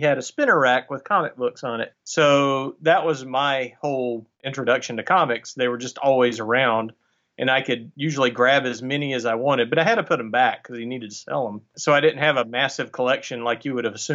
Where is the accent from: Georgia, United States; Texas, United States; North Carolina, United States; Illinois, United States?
North Carolina, United States; Burlington; moved away as an adult; also born or lived in Chapel Hill, North Carolina; I am from Burlington, which was always the place everybody's socks and pantyhose came from